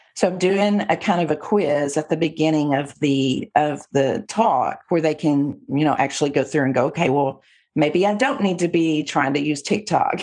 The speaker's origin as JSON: {"language": "English", "region": "Texas", "country": "United States", "said": "I'm a Texan"}